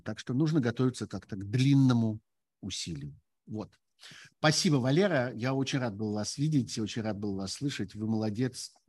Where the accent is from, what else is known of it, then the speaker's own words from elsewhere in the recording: Russia; moved away as an adult; Я уехал из России еще весной прошлого года.